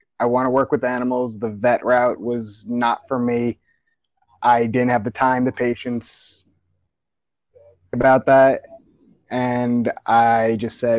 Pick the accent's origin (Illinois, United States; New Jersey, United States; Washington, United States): New Jersey, United States; Monroe Township; I grew up in Monroe Township, New Jersey, Central Jersey, about an hour or so outside of Philly